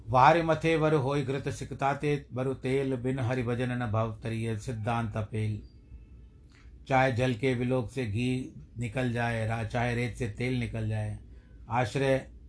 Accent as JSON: {"language": "Hindi", "country": "India", "said": "हम भारत देश के निवासी हैं भारतवर्ष के निवासी हैं"}